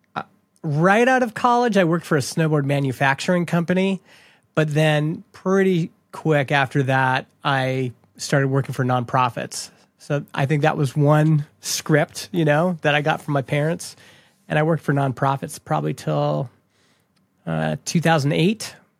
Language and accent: English; Canada; I grew up in Canada